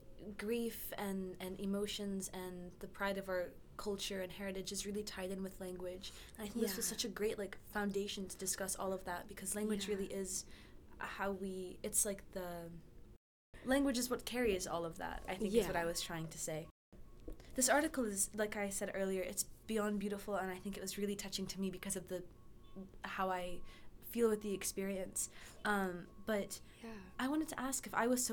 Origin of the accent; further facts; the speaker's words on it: United States; being the firstborn and raised here